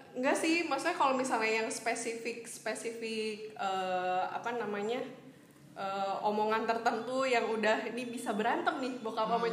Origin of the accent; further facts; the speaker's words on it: Bogor, West Java, Indonesia; gue lahir besar di Bogor